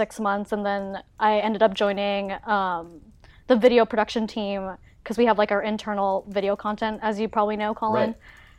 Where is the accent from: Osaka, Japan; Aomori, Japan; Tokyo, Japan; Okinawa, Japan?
Okinawa, Japan; moved away; I'm an aspiring producer. I was born and raised in Okinawa, Japan, so shout out to any Okinawans out there.